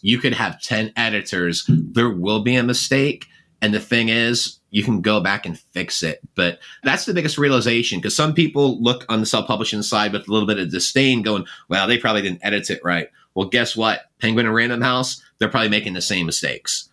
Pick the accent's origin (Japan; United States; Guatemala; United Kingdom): United Kingdom; England; moved away; I was born in England